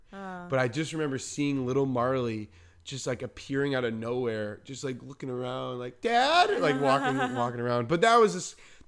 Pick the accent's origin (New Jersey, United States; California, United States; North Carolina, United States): New Jersey, United States; also born or lived in Long Island / Manhattan; Yeah, I'm from New York. Well, I'm from New Jersey. I lived in New Jersey, but I've lived everywhere, you know.